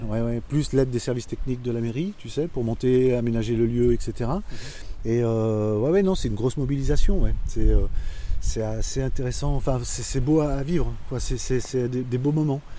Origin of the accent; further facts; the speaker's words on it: Auvergne-Rhône-Alpes, France; Non, moi je suis savoyard, moi.